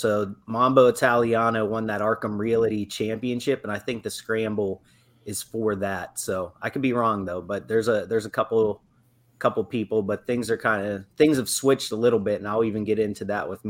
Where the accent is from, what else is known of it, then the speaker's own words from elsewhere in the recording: Pittsburgh, Pennsylvania, United States; who I'm from Pittsburgh in my rookie year